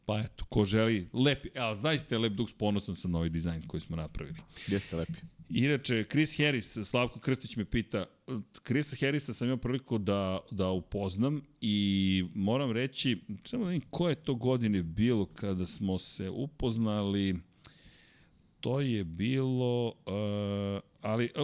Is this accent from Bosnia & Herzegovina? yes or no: no; Serbia; ja sam iz Srbije